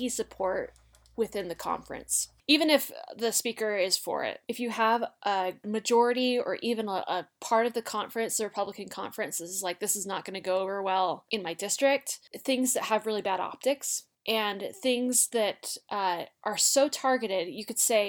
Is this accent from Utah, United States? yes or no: yes; Utah, United States; I'm from Utah and I've lived here my whole life